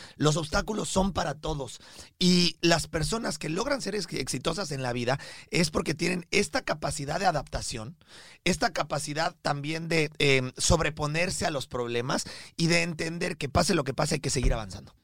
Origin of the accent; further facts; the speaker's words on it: Mexico; Rodrigo y yo somos mexicanos de nacimiento, pero colombianos de corazón